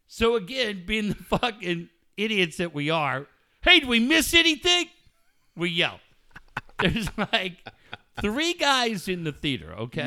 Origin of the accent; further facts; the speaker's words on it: Encinitas, California, United States; I am from Encinitas